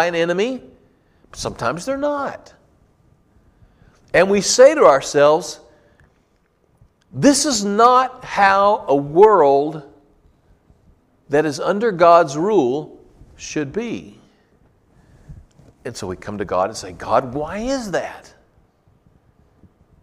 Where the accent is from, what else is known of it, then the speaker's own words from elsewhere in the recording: United States; as American Christians